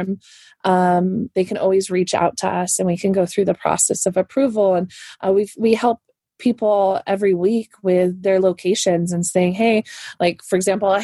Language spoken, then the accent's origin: English; California, United States; I am a Californian girl